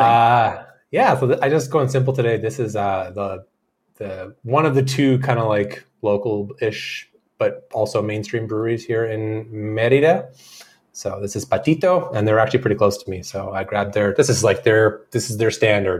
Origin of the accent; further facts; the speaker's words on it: Canada; We're Canadian.